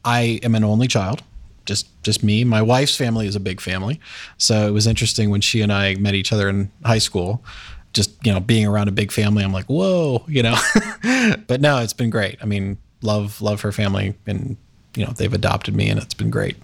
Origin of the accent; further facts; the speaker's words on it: Westerville, Ohio, United States; also born or lived in Indiana; I grew up in Westerville. Yep. So lived there all my life